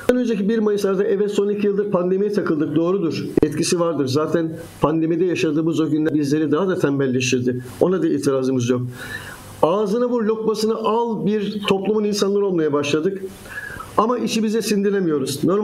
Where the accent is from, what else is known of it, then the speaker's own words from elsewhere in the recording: Zonguldak, Turkey; keşke ben de Zonguldaklı olarak Karadeniz Ereğli'de 30 küsur yıldır gazetecilik yapan bir kardeşiniz olarak